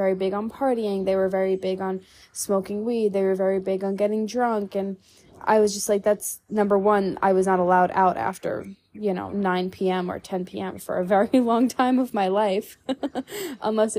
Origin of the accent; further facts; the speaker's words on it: New York, United States; now in Texas, United States; growing up in New York, you know, going out to expensive dinners